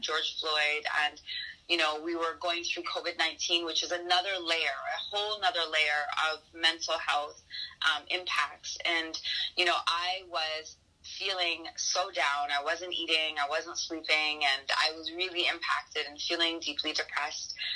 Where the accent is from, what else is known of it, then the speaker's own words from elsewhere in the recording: Toronto, Ontario, Canada; growing up in Toronto